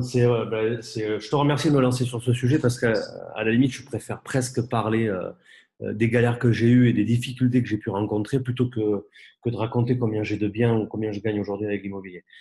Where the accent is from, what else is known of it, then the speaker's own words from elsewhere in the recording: Bordeaux, Nouvelle-Aquitaine, France; je suis bordelais